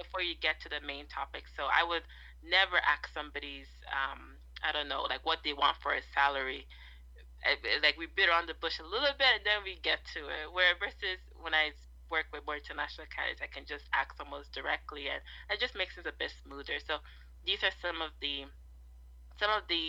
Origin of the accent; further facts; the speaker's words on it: Toronto, Ontario, Canada; also born or lived in Nigeria; Growing up in Toronto, but being from a Nigerian family